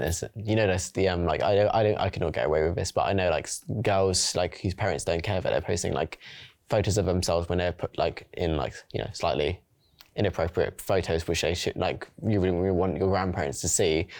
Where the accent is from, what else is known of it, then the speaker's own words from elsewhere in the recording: London, United Kingdom; now in Surrey, United Kingdom; I'm from South London, East London, like, I've lived around London and I also live in Surrey now